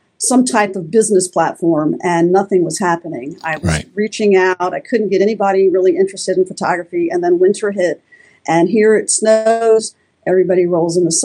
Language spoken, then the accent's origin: English; Florida, United States; moved away as an adult; now in Tennessee, United States; I grew up in Florida my whole life